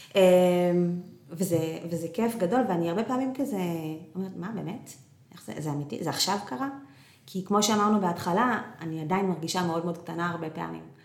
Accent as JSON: {"language": "Hebrew", "region": "Northern District", "country": "Israel", "moved": "yes", "said": "אנחנו במקור מהצפון"}